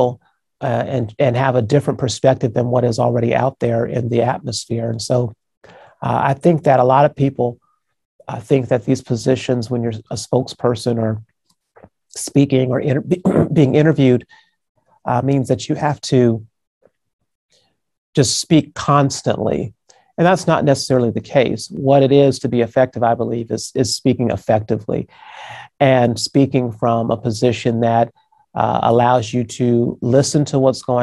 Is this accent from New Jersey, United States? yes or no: no; Phoenix, Arizona, United States; my hometown of Phoenix, Arizona